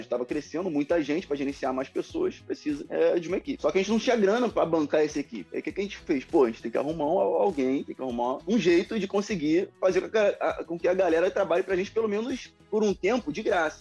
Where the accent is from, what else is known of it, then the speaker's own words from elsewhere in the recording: Rio de Janeiro, Brazil; eu sou do Rio de Janeiro